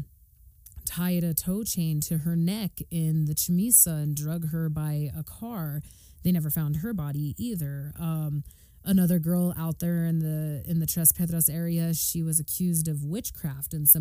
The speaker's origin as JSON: {"language": "English", "town": "Arroyo Seco", "region": "New Mexico", "country": "United States", "tie": "born or raised there", "said": "I grew up in Arroyo Seco, and I grew up in a house that's one of the oldest houses"}